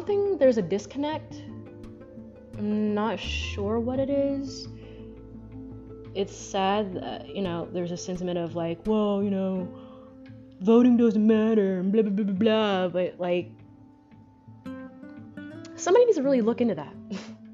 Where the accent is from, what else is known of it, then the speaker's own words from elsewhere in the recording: United States; I was born here. And as an American